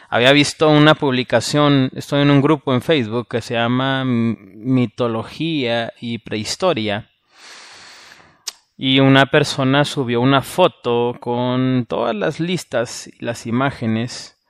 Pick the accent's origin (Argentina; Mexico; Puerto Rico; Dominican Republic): Mexico; Porque soy mexicano.